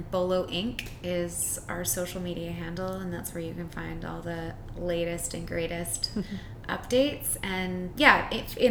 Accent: Winnipeg, Manitoba, Canada; moved away; I'm from Winnipeg originally. I've been here for longer than I was there because I'm old now.

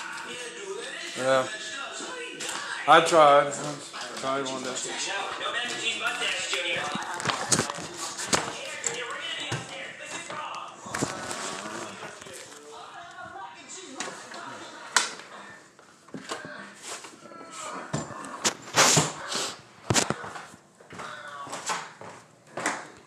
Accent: Asheville, North Carolina, United States; moved away; also born or lived in Henderson, North Carolina / Fort Lauderdale, Florida; I was born in Nashville, North Carolina, 1983

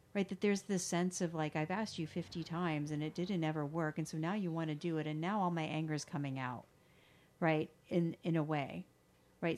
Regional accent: the South, United States; I grew up in the South

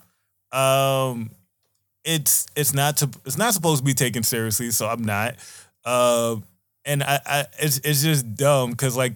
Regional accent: New York City, New York, United States; growing up in the Bronx

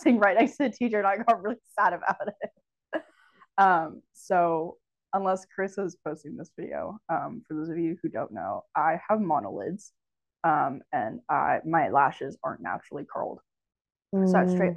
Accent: Marin, California, United States; also born or lived in Pennsylvania; I grew up in Marin

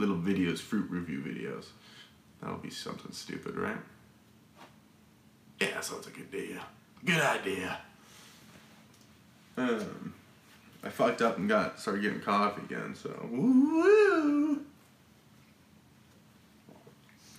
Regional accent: Arizona, United States; I'm from Arizona

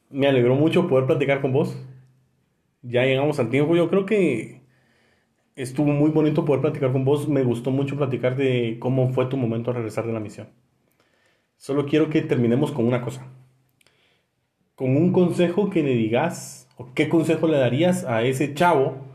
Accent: Guatemala; yo soy de Guate.

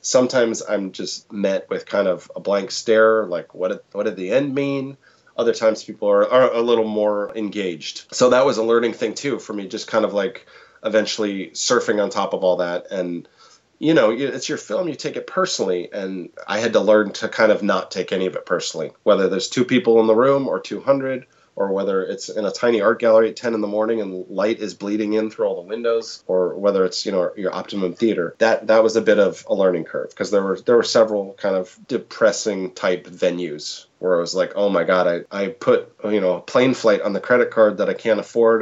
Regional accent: Portland, Oregon, United States; I'm from Portland

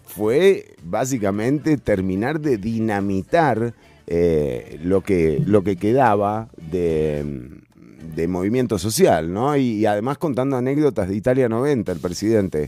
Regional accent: Costa Rica; con la que nos criamos, con la que yo hice la escuela acá? ¿no? O sea, ese, ese famoso ser costarricense

